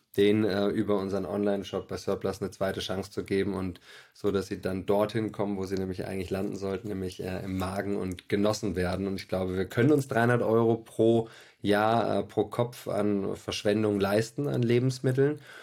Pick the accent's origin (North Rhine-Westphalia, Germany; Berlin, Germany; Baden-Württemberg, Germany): Berlin, Germany; Ich bin äh, Berliner